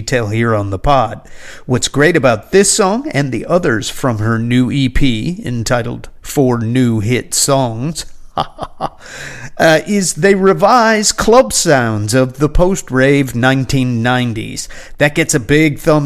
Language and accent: English; United States; my hometown